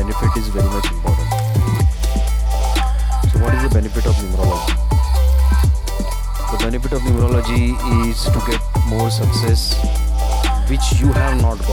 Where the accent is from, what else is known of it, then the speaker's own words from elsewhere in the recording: Mumbai, Maharashtra, India; I'm from Mumbai